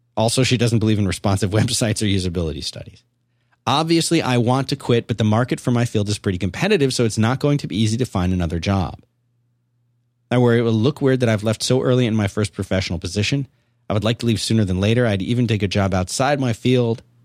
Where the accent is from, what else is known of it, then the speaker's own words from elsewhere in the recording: Philadelphia, Pennsylvania, United States; I grew up in Philadelphia